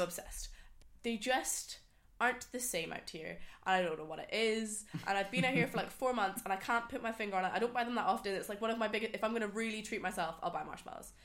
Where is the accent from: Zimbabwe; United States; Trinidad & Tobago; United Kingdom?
United Kingdom; a small town in the Highlands, Scotland; moved away; also born or lived in Sydney; I'm from Scotland, a really small town in the Highlands.